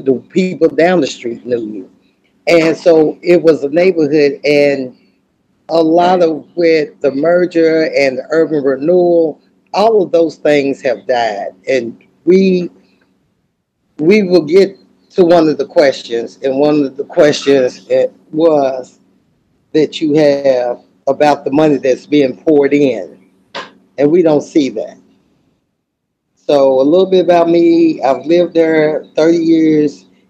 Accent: Louisville, Kentucky, United States; I have lived in the West End all my life. I was born and raised in Louisville, Kentucky. I love living in the West End.

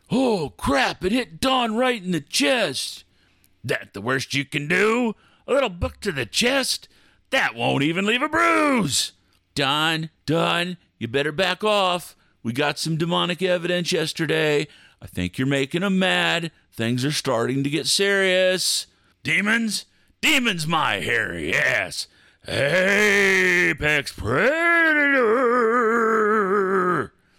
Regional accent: Independence, Missouri, United States; moved away; my hometown

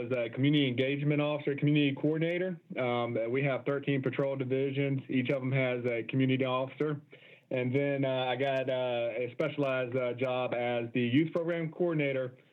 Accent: Charlotte, North Carolina, United States; I'm from Charlotte

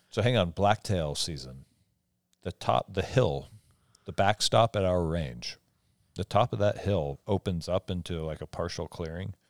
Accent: Eastern Washington, United States; I, I grew up on the East Side

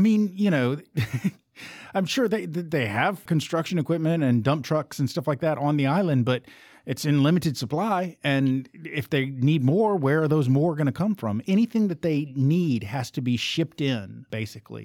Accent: Southern United States, United States; accent: thick Southern; how thick my Southern accent is

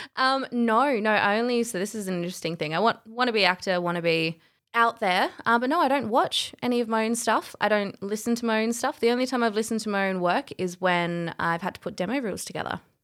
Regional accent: Adelaide, South Australia, Australia; also born or lived in Canada; I'm from Adelaide.

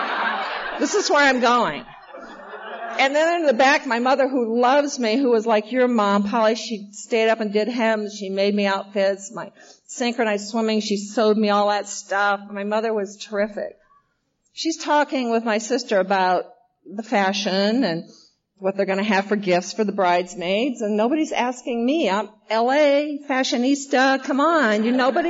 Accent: Iowa, United States; accent: Midwest; moved away as an adult; also born or lived in New York City; I'm from Iowa

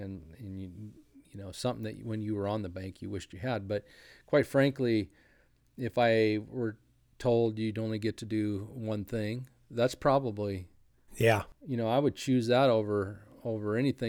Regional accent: Oregon, United States; I grew up in Northeast Oregon, as many of you know, and we fished in the Anthony Lakes area.

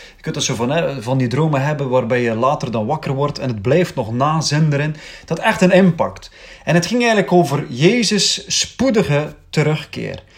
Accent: Belgium; we mogen opstaan als Belgen

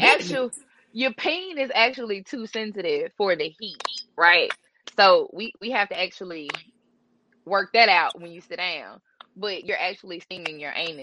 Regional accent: Jackson, United States; I'm from Jackson. I went to Murrow. I also attended the University of Tennessee

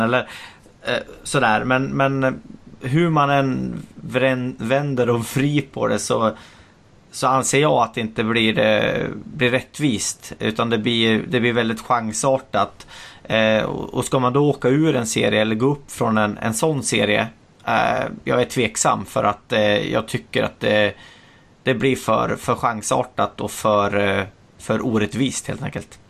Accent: Bollnäs, Gävleborg County, Sweden; jag är från Bollnäs

